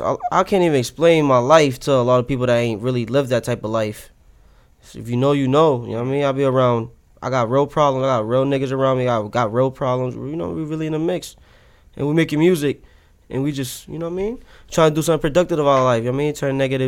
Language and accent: English; Boston, Massachusetts, United States; I'm really from here. I'm really from Boston, Massachusetts, from Dorchester. I'm really from that.